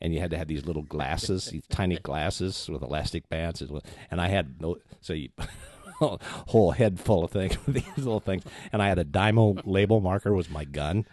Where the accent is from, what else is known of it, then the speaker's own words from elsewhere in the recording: Minneapolis, Minnesota, United States; Minneapolis, Saint Paul, Minnesota